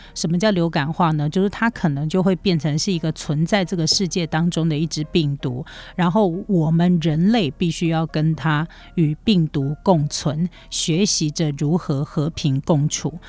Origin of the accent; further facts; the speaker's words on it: Taiwan; 对于台湾人是 人来说，日本这个国家是我们出国算是首选啦